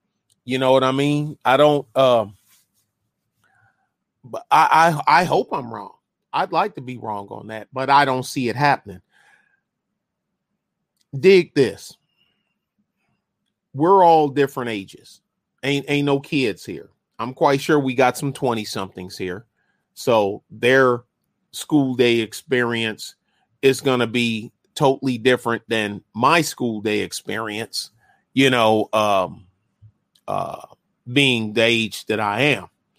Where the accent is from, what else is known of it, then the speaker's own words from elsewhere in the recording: Detroit, Michigan, United States; now in San Antonio, United States; I saw enough bad stuff growing up in Detroit and then living on San Antonio's east side during the end of the crack era.